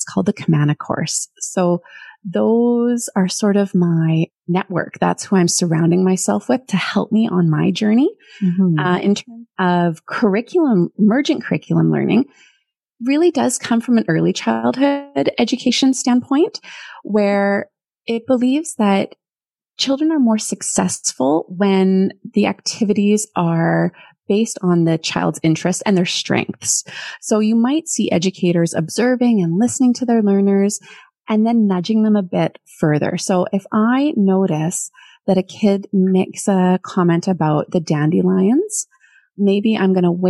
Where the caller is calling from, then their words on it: Port Moody, British Columbia, Canada; I come from Port Moody in British Columbia.